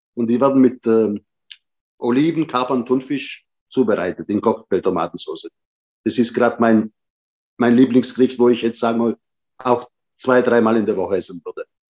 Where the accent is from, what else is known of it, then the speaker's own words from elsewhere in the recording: Germany; also born or lived in Patti, Sicily, Italy; ich bin dann quasi mit sieben Jahren dann wieder zurückgekommen nach Deutschland